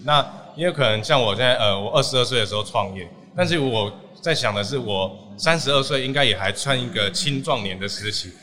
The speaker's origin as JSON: {"language": "Chinese", "country": "Taiwan", "said": "我们台湾是除了一级产业、二级产业之外"}